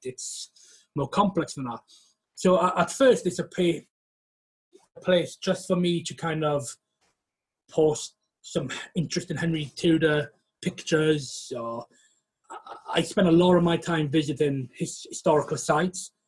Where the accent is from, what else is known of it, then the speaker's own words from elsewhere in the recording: West Wales, United Kingdom; now in York, United Kingdom; I am from West Wales